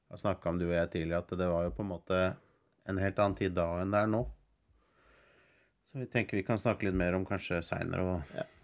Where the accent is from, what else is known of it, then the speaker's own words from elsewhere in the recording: Norway; vi som nordmenn